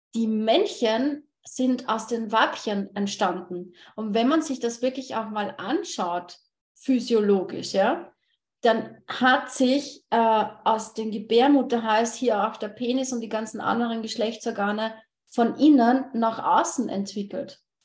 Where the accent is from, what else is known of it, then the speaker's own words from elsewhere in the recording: Austria; ich komme aus Österreich